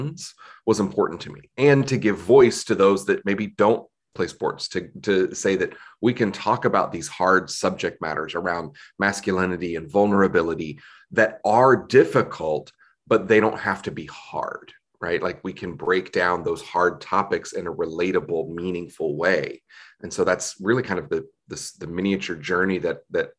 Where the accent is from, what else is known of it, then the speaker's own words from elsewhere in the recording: Southeast United States, United States; growing up in the Southeast United States